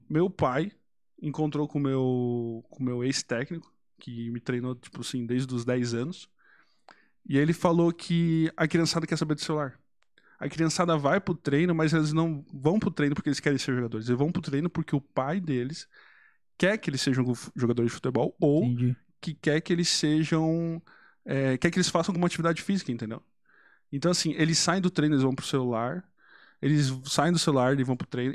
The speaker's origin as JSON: {"language": "Portuguese", "country": "Brazil"}